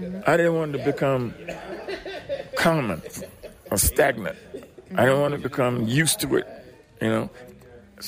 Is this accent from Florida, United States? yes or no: yes; Florida, United States; moved away; also born or lived in Birmingham / Louisiana; I'm actually from Florida